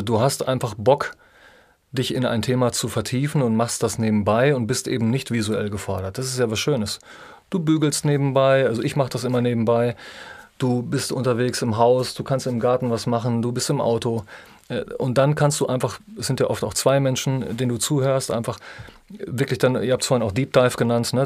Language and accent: German; North Rhine-Westphalia, Germany; ich bin ja Ostwestfale, ne? Drei Dreiländereck, Hessen, NRW, in Niedersachsen